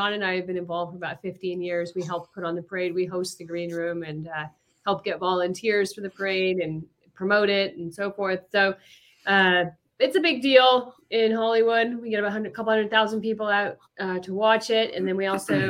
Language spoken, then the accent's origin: English; Canada; now in Los Angeles, United States; I was born in Canada.